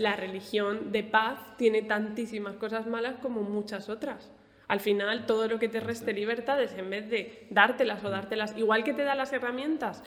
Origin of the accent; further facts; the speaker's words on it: Alicante, Valencian Community, Spain; now in Murcia, Spain; yo soy de Alicante